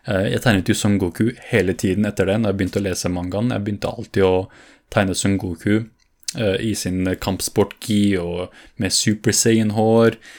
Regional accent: Fredrikstad, Østfold, Norway; Og det, det jeg mener med at jeg vokste opp i Fredrikstad, fordi det var ikke bare det at jeg vokste opp fysisk, men også det der jeg utviklet meg

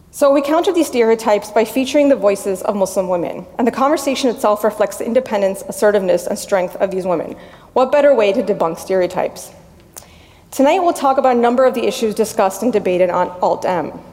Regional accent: Miami, Florida, United States; moved away; also born or lived in Washington, D.C. area (DMV); I was born and raised in Miami.

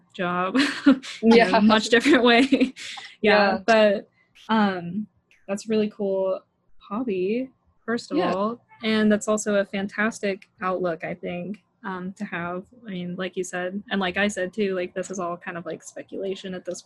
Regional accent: Utah, United States; moved away; I'm from Utah, so when I was back home with my parents

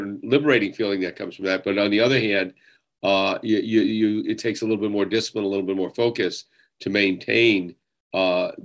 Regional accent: Jersey City, New Jersey, United States; I was born in Jersey City.

